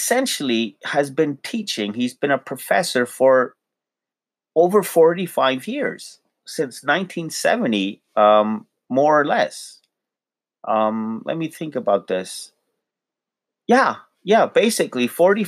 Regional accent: Lahore, Punjab, Pakistan; we are from Lahore in Pakistan

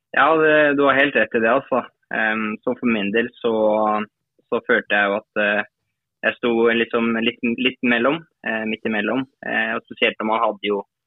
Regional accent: Norway; now in France; her hjemme i Norge

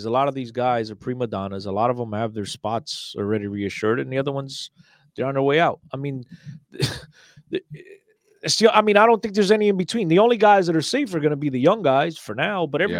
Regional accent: Gafanha do Carmo, Aveiro District, Portugal; And he's got a great name because I'm from Gafanha do Carmo, so Carmo.

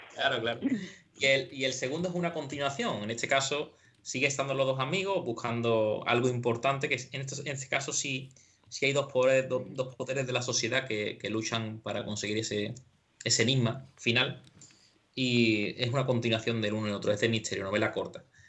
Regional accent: San José de la Rinconada, Andalusia, Spain; de mi pueblo, de Rinconada, de San José

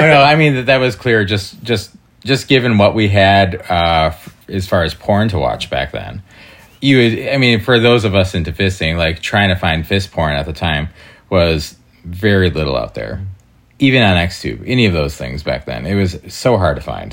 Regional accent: Door County, Wisconsin, United States; now in Chicago, United States; I'm originally from Door County, Wisconsin

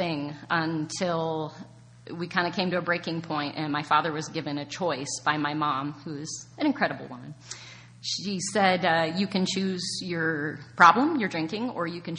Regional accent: small town on the border of Michigan, Ontario, Canada; born and raised in Canada in a very small town on the border of Michigan

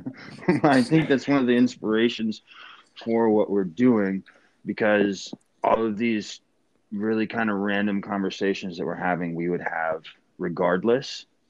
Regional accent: Port Angeles, Washington, United States; moved away as an adult; also born or lived in Camp Lejeune, North Carolina; now in Poconos, Pennsylvania, United States; I grew up in Port Angeles, Washington, the Pacific Northwest

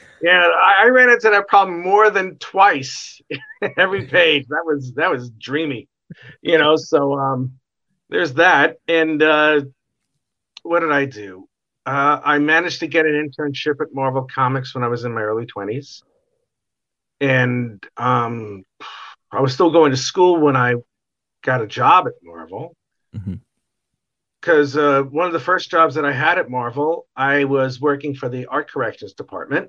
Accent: New York City, New York, United States; moved away; I used to live in New York City, and I was born in Brooklyn

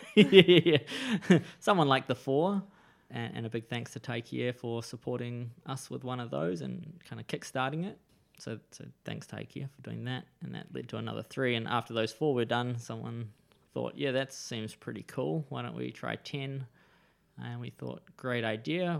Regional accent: Wellington, New Zealand; also born or lived in Israel; now in Gisborne, New Zealand; I grew up in Wellington and the surrounding suburbs.

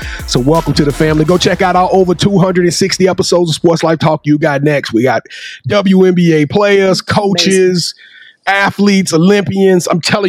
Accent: Louisiana, United States; I'm from Louisiana

